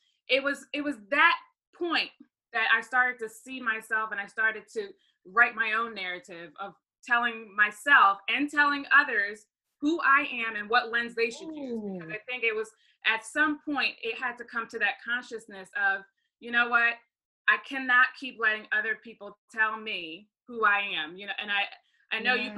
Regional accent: Baltimore, Maryland, United States; I'm originally from Baltimore, Maryland, and my mom is from Trinidad, my dad is from Ghana.

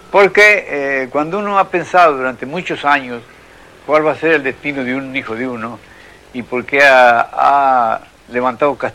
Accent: Buenos Aires, Argentina; born there; yo nací el año 1900, en pleno verano, verano de Buenos Aires

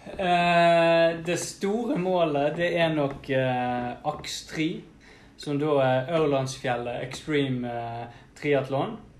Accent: Bergen, Vestland, Norway; vi er jo fra Bergen

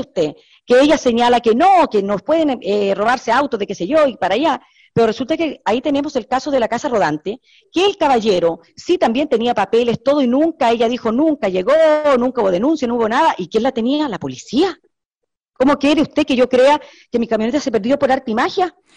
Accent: Chile; Yo soy chilena

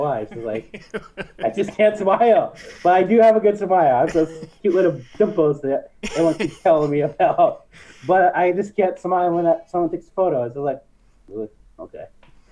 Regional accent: Washington, United States; I'm from Washington

